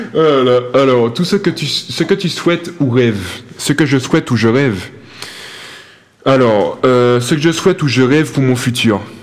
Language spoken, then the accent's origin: French; Martinique; moved away as an adult; quand j'ai quitté la Martinique, j'étais à euh, athlète de haut niveau